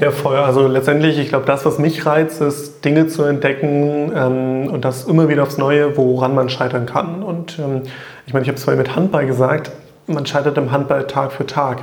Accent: Staßfurt, Saxony-Anhalt, Germany; ich komme ja aus der Nähe von Magdeburg, aus Stassfurt

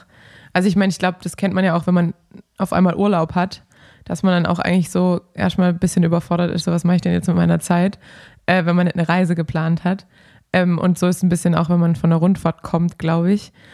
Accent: Swabia, Baden-Württemberg, Germany; moved away as an adult; also born or lived in Ruhr area; now in Cologne, Germany; ich bin Schwabe

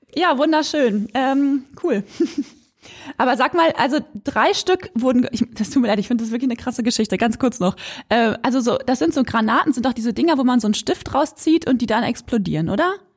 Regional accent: Quakenbrück, Lower Saxony, Germany; now in Osnabrück, Germany; Eigentlich komme ich aus dem kleinen Dorf bei der kleinen Stadt Quakenbrück in Niedersachsen

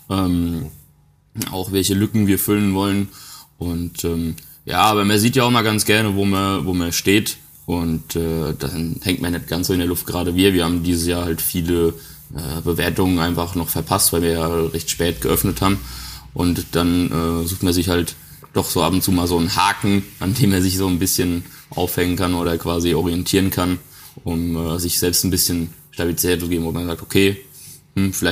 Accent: Bavaria, Germany; weil das auch ein bisschen mit meiner Heimat mich verbindet, weil es ist ja quasi noch so der letzte Zipfel Bayern

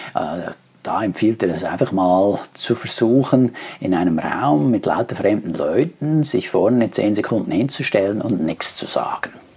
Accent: Switzerland; Bei uns in der Schweiz

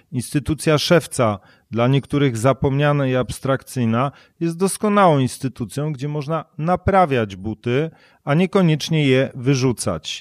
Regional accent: Silesian Voivodeship, Poland; Ja się wychowałem na Śląsku gdzie pracowano dużo w kopalniach i paliło się w piecu

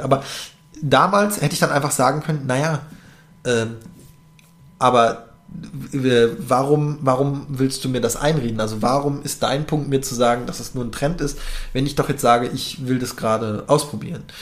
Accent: North Rhine-Westphalia, Germany; moved away as an adult; now in Berlin, Germany; ich komme aus NRW

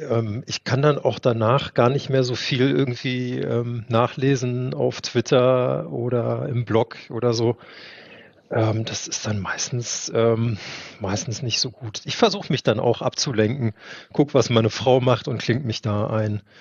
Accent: Berlin, Germany; ich bin in Charlottenburg geboren und bin im schönen Friedenau aufgewachsen.

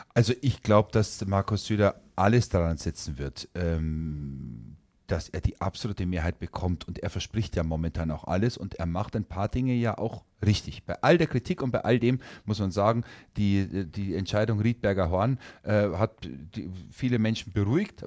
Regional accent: Herrsching am Ammersee, Bavaria, Germany; moved away; ich bin zwar gebürtiger Oberbayer, ich bin in Herrsching am Ammersee oder in der Nähe von Herrsching am Ammersee geboren, aber mein Vater ist Oberfranke

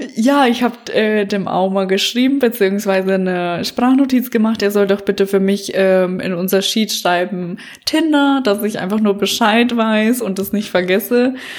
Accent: Bavaria, Germany; accent: Bavarian dialect; now in Berlin, Germany; es ist gar kein Akzent, sondern Dialekt, denn ich bin aus Bayern.

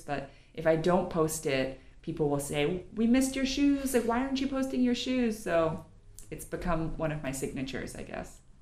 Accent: New York, United States; I'm from New York originally

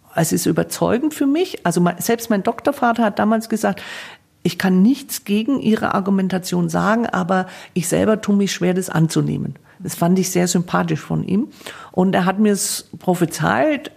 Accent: Coburg, Bavaria, Germany; ich bin ja komme ja gebürtig aus Coburg, also Erzbistum Bamberg

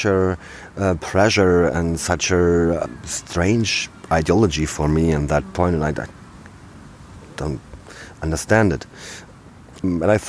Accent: Brandenburg, Germany; I'm from Brandenburg

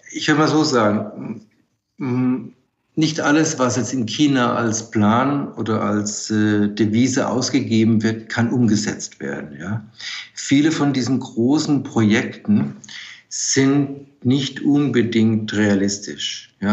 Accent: Germany; denke, wir können als Deutsche und als baden-württembergische Industrie äh, davon profitieren

